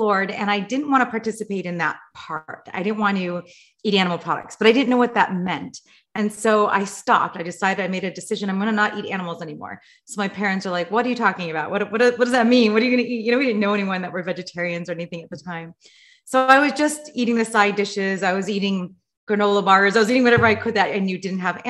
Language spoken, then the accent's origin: English; Los Angeles, California, United States; I grew up in Los Angeles